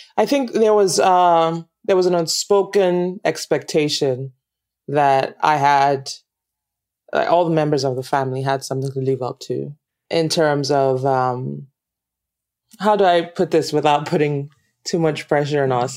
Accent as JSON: {"language": "English", "country": "Nigeria", "tie": "born or raised there", "also_born_or_lived": "United States", "accent": "Nigerian", "moved": "as an adult", "said": "one of the challenges I had was trying to change my accent because I wasn't getting a lot of work because of my Nigerian accent"}